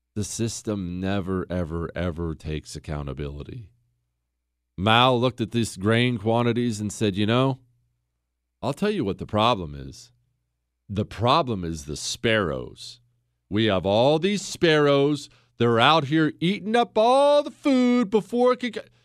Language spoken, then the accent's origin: English; United States; I'm an American.